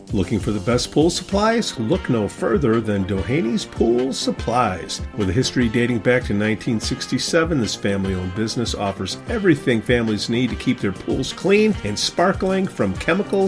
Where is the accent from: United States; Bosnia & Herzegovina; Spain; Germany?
United States; Chicago, Illinois; I'm from Chicago